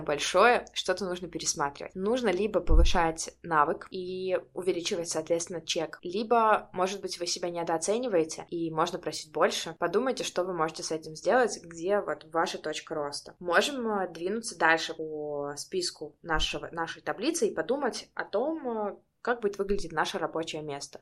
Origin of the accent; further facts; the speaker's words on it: Barysaw, Minsk Region, Belarus; я из Борисова